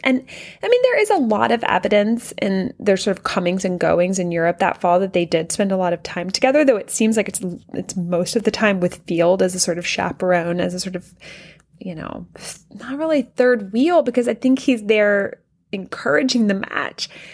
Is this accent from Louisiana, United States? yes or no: yes; Louisiana, United States; we call it the L S U room because We are from Louisiana